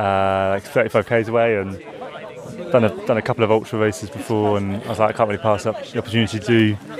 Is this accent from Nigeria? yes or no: no; Norwich, East of England, United Kingdom; I'm from Norwich as well, so I know a lot of the trails near there and Thetford